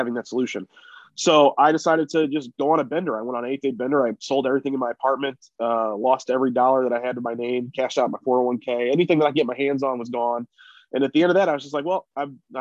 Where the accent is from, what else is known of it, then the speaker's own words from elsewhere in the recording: St. Louis, Missouri, United States; St. Louis where I live